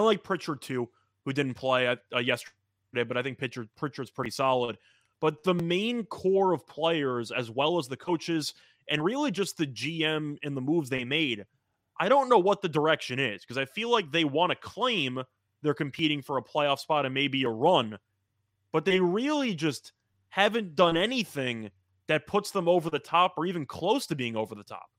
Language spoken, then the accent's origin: English; New York, United States